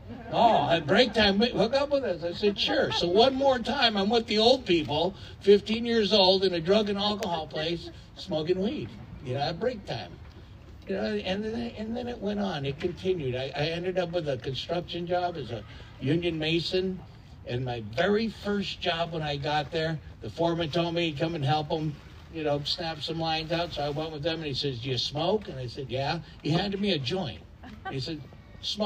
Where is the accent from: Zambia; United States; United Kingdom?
United States; La Puente, California; I grew up in La Puente